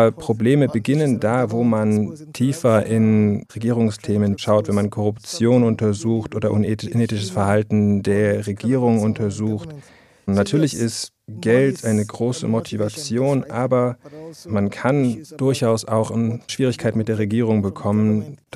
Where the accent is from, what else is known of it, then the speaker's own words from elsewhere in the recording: Calabar, Cross River, Nigeria; habe im Radio und Fernsehen gearbeitet in Calabar, meiner Heimatstadt im Süden Nigerias.